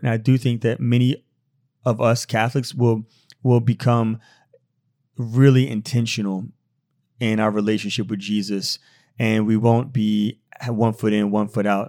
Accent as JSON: {"language": "English", "region": "Louisiana", "country": "United States", "said": "We're from America, from Louisiana, and, uh, we've never been here."}